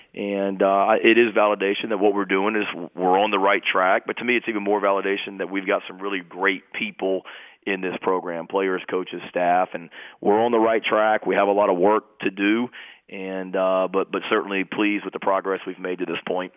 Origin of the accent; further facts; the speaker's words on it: New Jersey, United States; I'm from Jersey